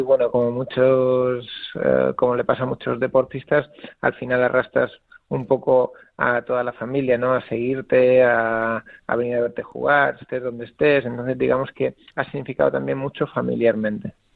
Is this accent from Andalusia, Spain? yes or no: no; Mallorca, Balearic Islands, Spain; also born or lived in Italy; now in Alicante, Spain; yo soy de Mallorca